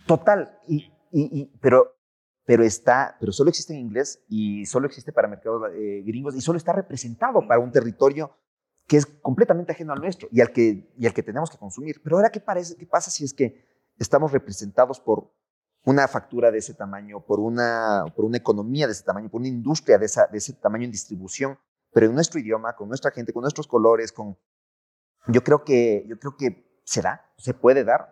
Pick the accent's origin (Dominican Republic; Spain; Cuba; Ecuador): Ecuador; nosotros como ecuatorianos